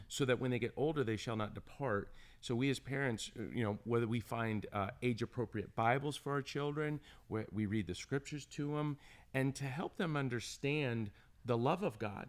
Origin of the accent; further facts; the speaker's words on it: Orlando, Florida, United States; also born or lived in Hollywood, Florida; from Orlando, Florida